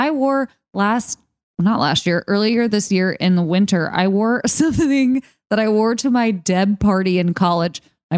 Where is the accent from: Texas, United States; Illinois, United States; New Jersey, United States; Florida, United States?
Texas, United States; Austin; And I was like, I'm this girl from Austin, Texas.